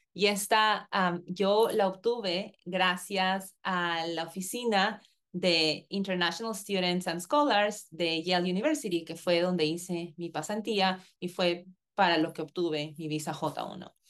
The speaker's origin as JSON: {"language": "Spanish", "country": "Peru", "also_born_or_lived": "Connecticut, United States", "moved": "as an adult", "lives_now": "United States", "said": "yo tenía que volver a mi país de origen, en mi caso Perú"}